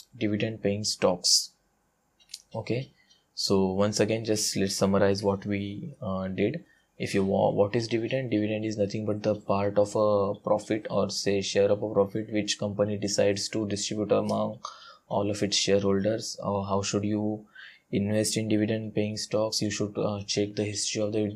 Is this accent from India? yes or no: yes; India; English is a second language; I'm an Indian guy